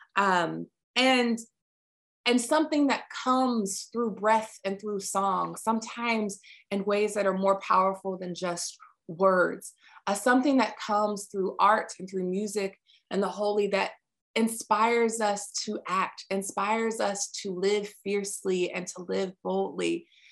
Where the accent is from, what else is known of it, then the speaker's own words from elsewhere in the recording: Virginia, United States; Virginia, my home state